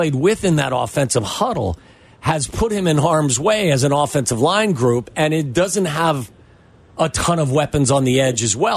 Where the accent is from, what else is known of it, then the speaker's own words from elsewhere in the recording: Cincinnati, Ohio, United States; now in Chicago, United States; as a kid growing up in Cincinnati